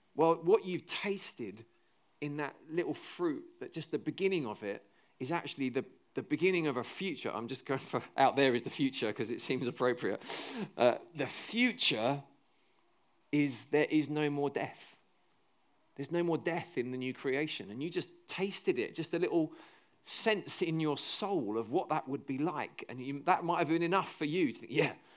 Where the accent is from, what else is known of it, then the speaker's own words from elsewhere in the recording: United Kingdom; 'cause we're British